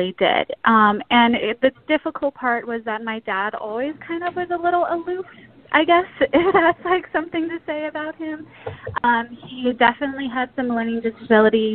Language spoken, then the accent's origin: English; South Pasadena, California, United States; moved away as an adult; now in St. Paul, United States; I was born and raised in South Pasadena, California